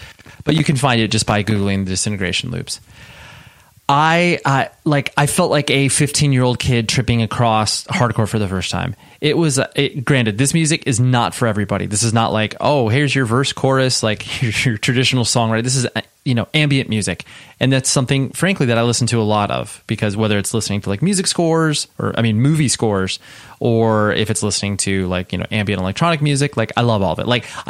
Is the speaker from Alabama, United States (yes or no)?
no; Las Vegas, Nevada, United States; born there